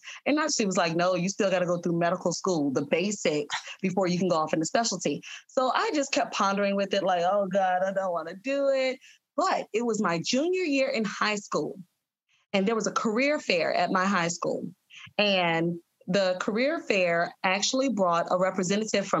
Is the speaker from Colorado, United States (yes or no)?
no; New Orleans, Louisiana, United States; I'm originally from New Orleans. So the medical school that was nearest to my home was Tulane at the time